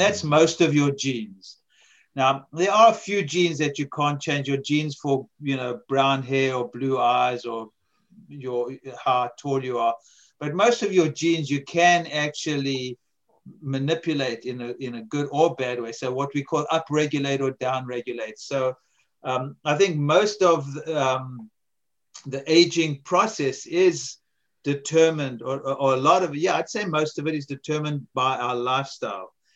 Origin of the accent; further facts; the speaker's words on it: South Africa; also born or lived in America; now in United States; I grew up in South Africa